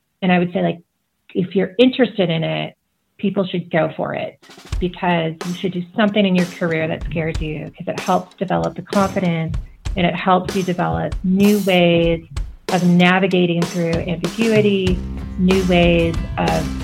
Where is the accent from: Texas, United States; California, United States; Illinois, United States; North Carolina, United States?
Illinois, United States; Chicago; moved away as an adult; also born or lived in Seattle area / Montana; I grew up in the Chicago area where, you know, you can see for miles and miles because it's so flat